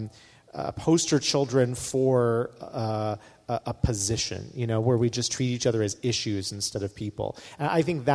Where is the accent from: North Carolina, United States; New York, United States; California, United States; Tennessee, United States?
North Carolina, United States; I come from North Carolina where we have a very strong opinions on barbecue